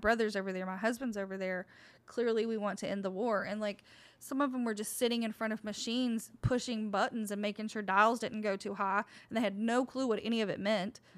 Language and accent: English; Oak Ridge, Tennessee, United States; my hometown, Oak Ridge